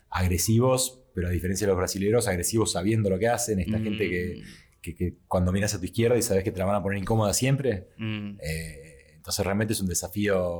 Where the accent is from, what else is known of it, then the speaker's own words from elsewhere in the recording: Argentina; si soy el único argentino en la mesa